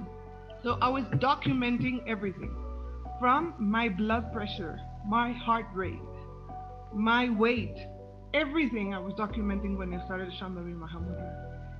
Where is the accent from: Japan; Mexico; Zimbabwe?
Mexico; I'm from Mexico.